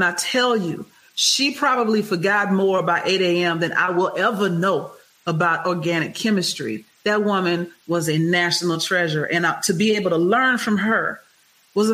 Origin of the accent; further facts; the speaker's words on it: Houston, Texas, United States; I'm from Texas. Prairie View A&M is right there. Texas Southern University is right around the corner from where I grew up.